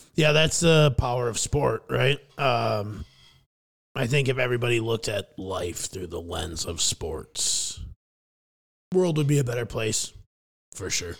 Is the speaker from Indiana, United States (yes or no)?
no; Fairmont, Minnesota, United States; now in Scottsdale, United States; my hometown of Fairmount, Minnesota